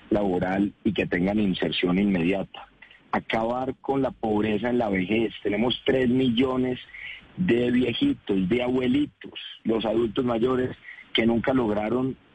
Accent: Colombia; Yo vengo de región y esto lo logramos si nos unimos como colombianos y si nos ponemos de acuerdo en lo fundamental.

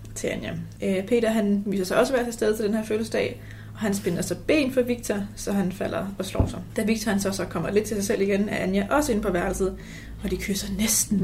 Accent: North Zealand, Capital Region of Denmark, Denmark

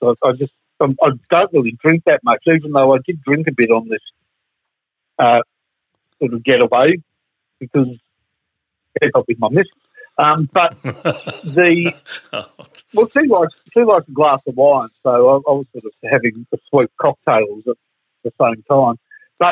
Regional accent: Melbourne, Victoria, Australia; we're from Melbourne

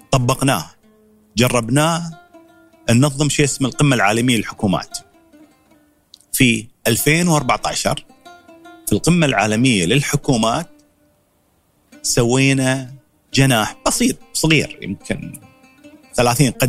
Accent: United Arab Emirates; فبغيت انا حد من الشباب اللي عندنا في الامارات تكون له بصمه في المتحف هاي.

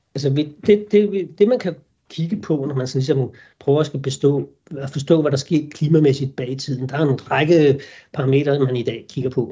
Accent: Denmark; vi sikkert som danskere

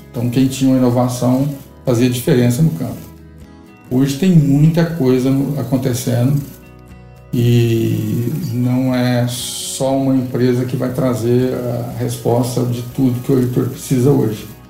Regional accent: Vianópolis, Goiás, Brazil; also born or lived in Silvânia / Goiânia; eu nasci praticamente na fazenda ali em Silvânia, fiquei em Vianópolis até os 14 anos e estudando. E nos 15 anos eu vim para Goiânia

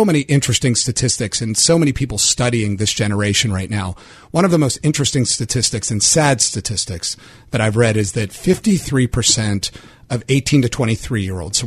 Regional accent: Pittsburgh, Pennsylvania, United States; I grew up in the South Hills of Pittsburgh

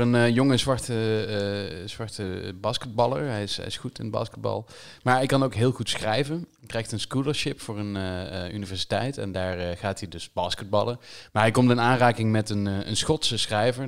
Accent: Limburg, Netherlands; als Limburger

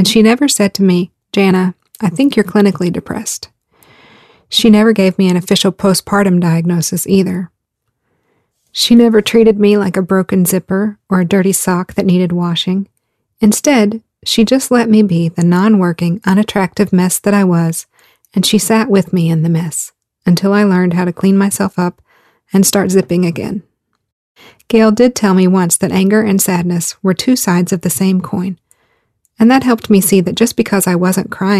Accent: the South, United States; I grew up in the South, and I was a preacher's daughter

